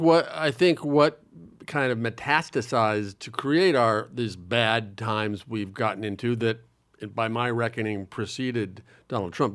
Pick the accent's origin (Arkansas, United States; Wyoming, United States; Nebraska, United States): Nebraska, United States; Omaha; now in New York, United States; I'm very happy I grew up in Nebraska, and I'm very happy I've lived in New York for a long time